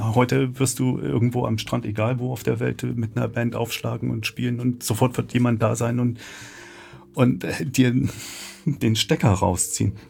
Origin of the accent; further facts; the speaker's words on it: Leipzig, Saxony, Germany; Ich komme ein bisschen weiter her aus Sachsen, äh, Leipzig